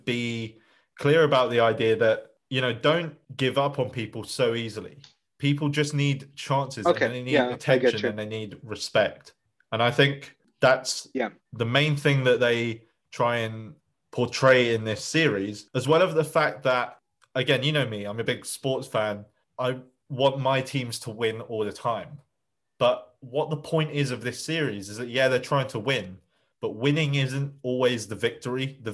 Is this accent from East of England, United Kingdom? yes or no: yes; Essex, East of England, United Kingdom; my home region